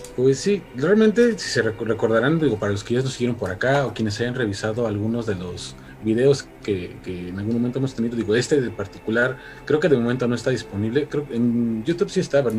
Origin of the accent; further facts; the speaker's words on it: State of Mexico, Mexico; now in Mexico City, Mexico; yo soy del Estado de México para quien eh, lo sepa, actualmente ya resido aquí en la Ciudad de México